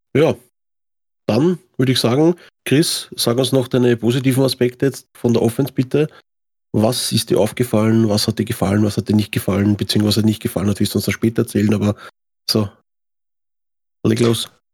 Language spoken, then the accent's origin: German; Austria; Das gibt es bei uns in Österreich